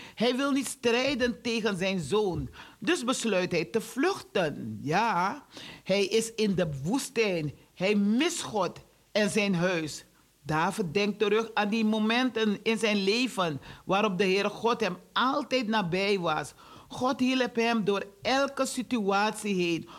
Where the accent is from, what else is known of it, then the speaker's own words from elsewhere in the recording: Suriname; now in Netherlands; ik woon wel in, Surina in eh, Nederland. Ik, ik blijf in Nederland, zeg ik. Ik woon in Suriname, want daar is mijn huis. Daar is mijn geboorteland.